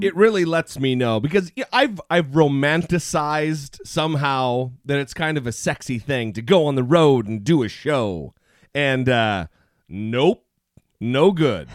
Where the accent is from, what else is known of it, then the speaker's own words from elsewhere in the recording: Idaho, United States; I grew up in Idaho where there's lots and lots of Mormons